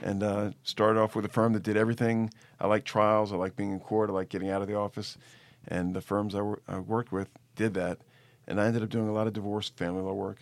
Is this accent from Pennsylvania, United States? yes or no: no; New Orleans, Louisiana, United States; moved away as an adult; also born or lived in Boston / Atlanta; I grew up in New Orleans